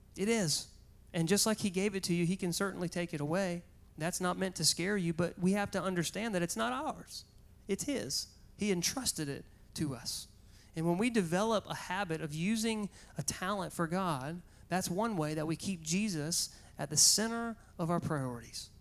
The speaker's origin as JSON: {"language": "English", "town": "Goldsboro", "region": "North Carolina", "country": "United States", "tie": "born or raised there", "said": "back to Goldsboro just so I could show her my hometown, show her where I went to high school"}